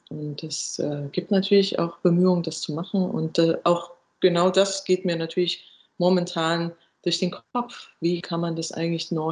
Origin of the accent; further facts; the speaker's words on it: eastern Germany, Germany; ich komme ja auch aus Ostdeutschland äh, ursprünglich